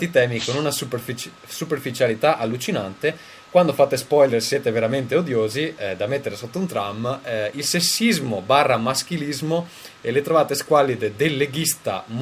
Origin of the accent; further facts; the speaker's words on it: Veneto, Italy; moved away; Sono, sono veneto, ma non, ma non, leghista.